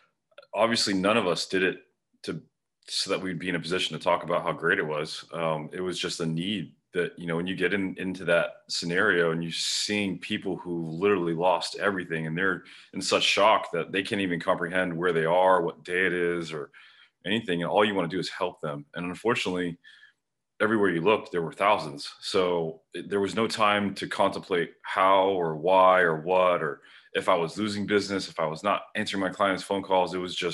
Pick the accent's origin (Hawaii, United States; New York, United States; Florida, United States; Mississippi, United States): Florida, United States; Kendall; I grew up in Kendall, which is a suburb of Miami, and spent all my life, all my young life before I had access to boats, you know, at every canal and lake in Miami.